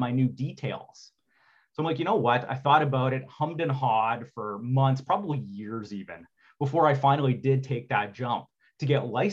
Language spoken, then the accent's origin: English; Sudbury, Ontario, Canada; also born or lived in Waterloo, Ontario; I grew up in Sudbury, Ontario